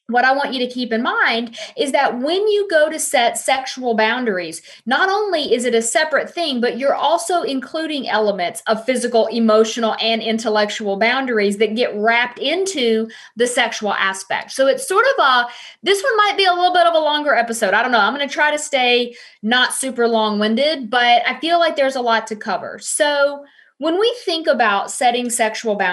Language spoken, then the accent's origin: English; the South, United States; I am from the South